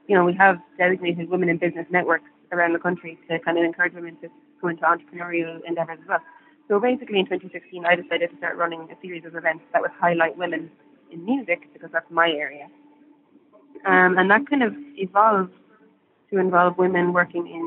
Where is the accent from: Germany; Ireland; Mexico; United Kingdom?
Ireland; growing up in Ireland as an artist